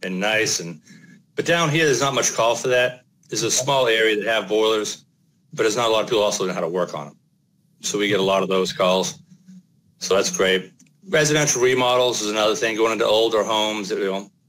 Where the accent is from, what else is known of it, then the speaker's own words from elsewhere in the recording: Boston, Massachusetts, United States; moved away; I come from Boston where the code is insanely tough.